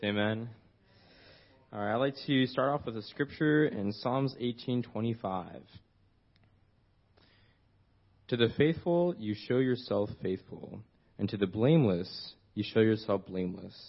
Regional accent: Desert Cities, California, United States; I was raised here in the Desert Cities Church of Christ for as long as I can remember.

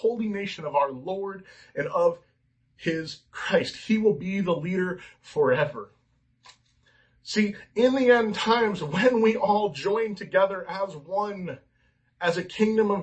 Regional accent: California, United States; I'm an American. I'm a Californian

